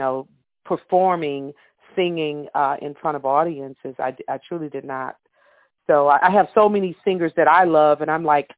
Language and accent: English; Texas, United States; also born or lived in Louisiana; I have roots in Louisiana because my grandmother, great-grandmother, but I was born in Texas.